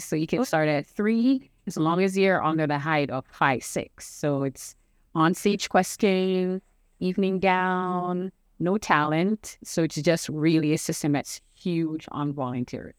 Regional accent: Jamaica; now in United States; I'm originally from Jamaican

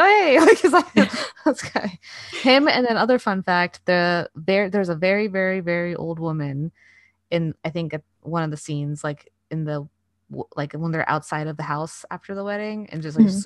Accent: United States; I was American

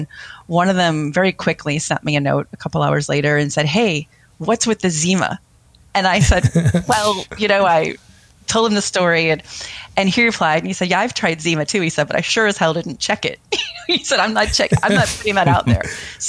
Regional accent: St. Louis, Missouri, United States; I grew up in St. Louis

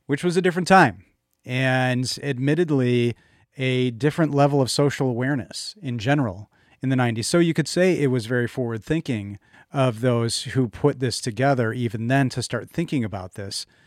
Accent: Chicago, Illinois, United States; moved away; I'm from Chicago, and being a Cubs fan

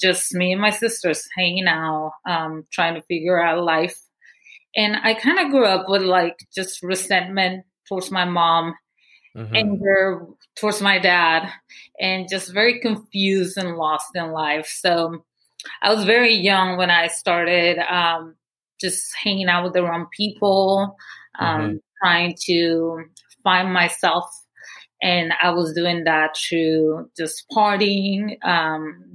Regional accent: Guatemala City, Guatemala Department, Guatemala; moved away; I was born and raised in Guatemala City

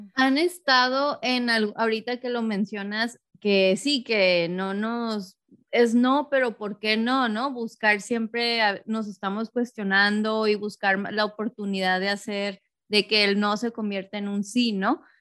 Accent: Tijuana, Baja California, Mexico; moved away as an adult; now in Los Angeles, United States; yo crecí en Tijuana y yo me mudé hace poco a Los Ángeles

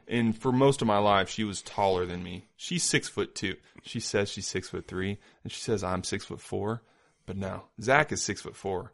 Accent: Indiana, United States; also born or lived in Iowa; now in Independence, Missouri, United States; I live in Independence. I'm from Indiana

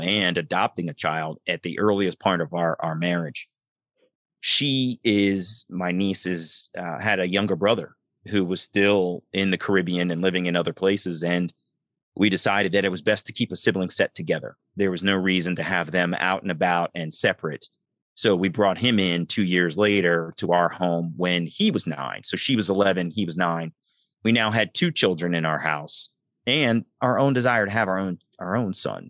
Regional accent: Columbia, Maryland, United States; also born or lived in Baltimore, Maryland; I grew up in Columbia, Maryland

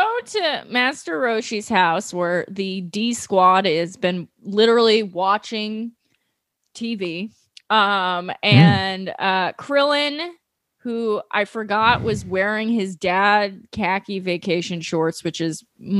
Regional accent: New York City, New York, United States; New York City, my hometown.

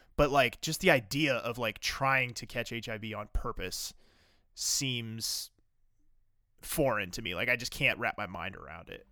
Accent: the South, United States; growing up in the South

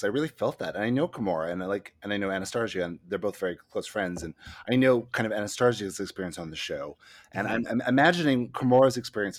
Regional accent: Smithers, British Columbia, Canada

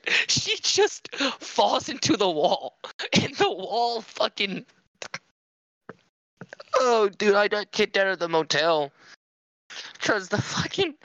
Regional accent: Cajun, Louisiana, United States; I'm a Cajun kid

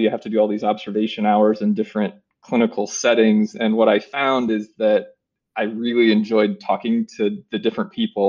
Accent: Marshalltown, Iowa, United States; I grew up in Marshalltown

